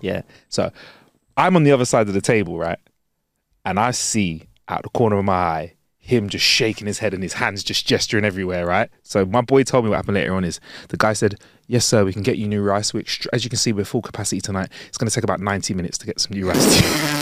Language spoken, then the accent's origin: English; London, United Kingdom; "Where are you from?" We're like, "London."